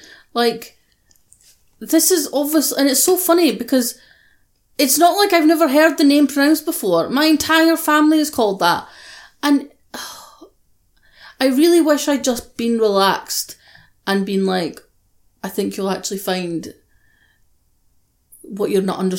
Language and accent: English; Scotland, United Kingdom; I am Scottish.